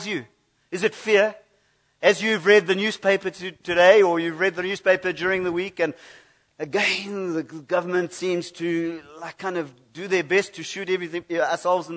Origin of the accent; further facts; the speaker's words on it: United Kingdom; I come from Britain